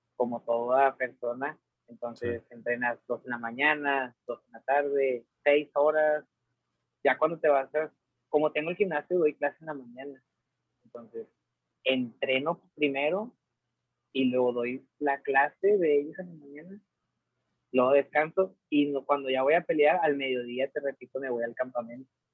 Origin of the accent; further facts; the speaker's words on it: Mexico; como todo mexicano